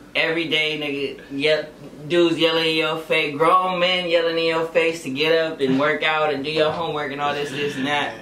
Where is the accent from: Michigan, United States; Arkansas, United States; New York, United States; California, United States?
California, United States; Orange County; also born or lived in Bellflower, California; it was like mainly mainly Orange County